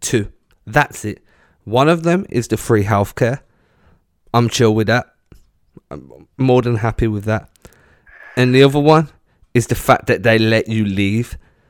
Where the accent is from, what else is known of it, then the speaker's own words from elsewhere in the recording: England, United Kingdom; I'm English.